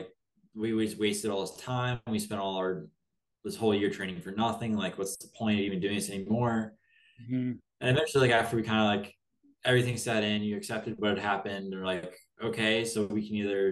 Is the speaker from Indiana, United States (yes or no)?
yes; South Bend, Indiana, United States; I'm from South Bend, Indiana